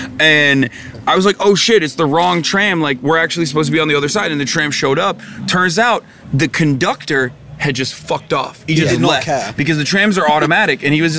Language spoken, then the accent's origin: English; United States; being American